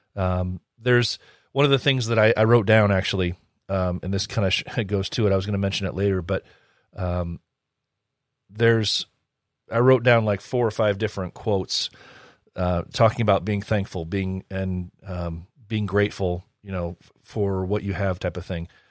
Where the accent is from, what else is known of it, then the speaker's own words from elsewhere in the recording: United States; I'm an American